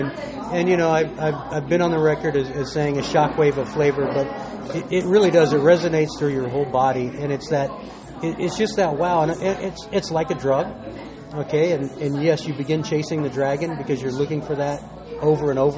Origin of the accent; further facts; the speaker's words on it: Texas, United States; I grew up in Texas